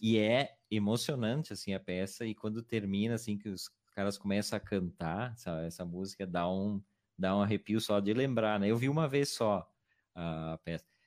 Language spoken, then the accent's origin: Portuguese; Garibaldi, Rio Grande do Sul, Brazil; minha cidade natal, Garibaldi